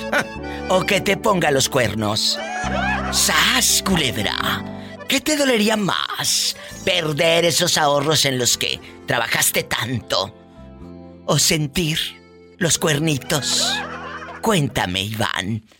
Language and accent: Spanish; Jalisco, Mexico; De Mero Jalisco.